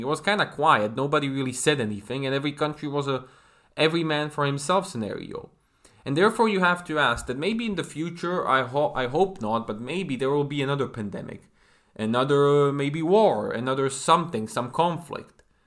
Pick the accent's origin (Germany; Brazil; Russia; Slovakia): Slovakia; my home country of Slovakia